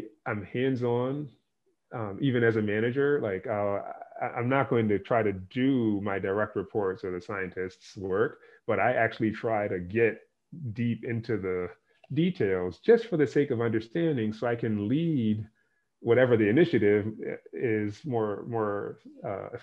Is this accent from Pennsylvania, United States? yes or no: yes; Philadelphia, Pennsylvania, United States; moved away; I grew up in Philadelphia